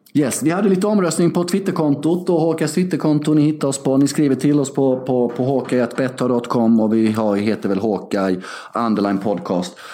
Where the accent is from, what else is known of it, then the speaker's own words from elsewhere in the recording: Sweden; also born or lived in Värnamo; När vi växte upp i Sverige innan globalisering och internet